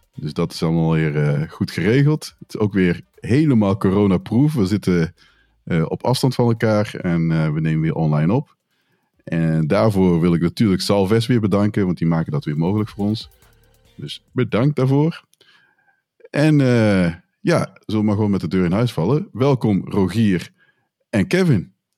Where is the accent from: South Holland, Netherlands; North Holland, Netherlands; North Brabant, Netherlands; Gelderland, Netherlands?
North Brabant, Netherlands; Tilburg; moved away as an adult; now in Breda, Netherlands; ik ben opgegroeid in Tilburg.